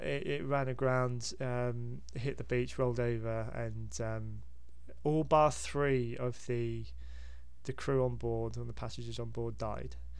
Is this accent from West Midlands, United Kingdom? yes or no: no; Hampshire, South East England, United Kingdom; I grew up in Hampshire